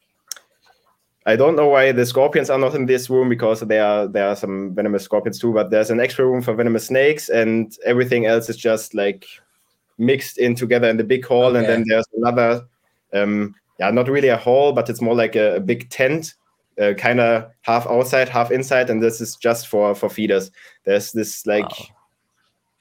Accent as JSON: {"language": "English", "area": "near Hamm", "region": "North Rhine-Westphalia", "country": "Germany", "tie": "born or raised there", "said": "my hometown, which is like 20 minutes away from Hamm"}